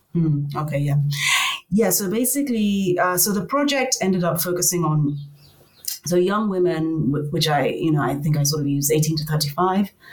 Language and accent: English; Nigeria; moved away as an adult; also born or lived in Cape Town, South Africa / Lagos, Nigeria; I come from Nigeria.